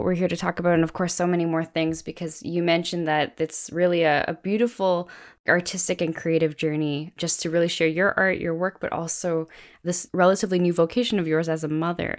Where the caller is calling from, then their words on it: Canada; As many listeners know, I'm coming in from Canada.